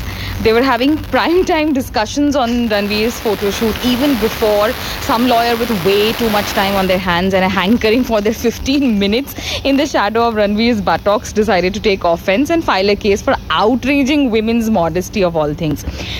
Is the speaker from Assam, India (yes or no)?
yes; Assam, India; I am from Assam.